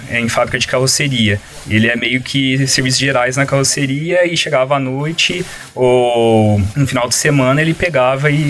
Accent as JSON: {"language": "Portuguese", "town": "Cravinhos", "region": "São Paulo", "country": "Brazil", "said": "sou de Cravinhos, talvez não tenha no mapa, mas... É. Não, Cravinhos, para quem não conhece, é uma cidade aqui uh, na, nas redondezas, na região aqui"}